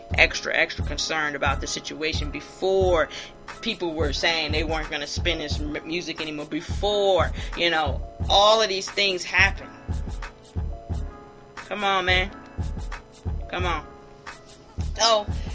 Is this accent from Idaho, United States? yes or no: no; Hilton Head, South Carolina, United States; Savannah is 30 minutes away from my hometown, Hilton Head, South Carolina.